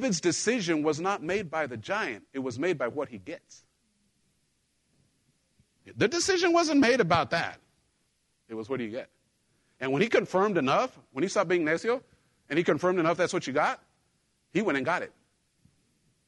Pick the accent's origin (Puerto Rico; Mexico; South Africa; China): Mexico; moved away; I grew up in Mexico